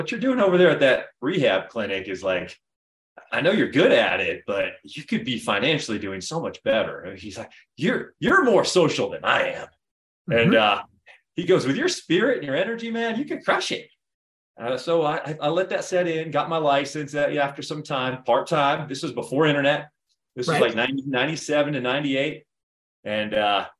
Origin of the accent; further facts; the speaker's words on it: Florida, United States; moved away as an adult; also born or lived in Centennial, Colorado; now in Colorado Springs, United States; I was originally from Florida